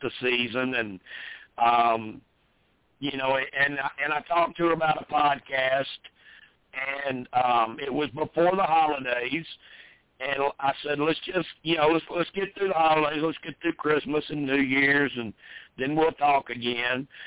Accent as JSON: {"language": "English", "region": "the South", "country": "United States", "tie": "born or raised there", "said": "I was born and raised in the South"}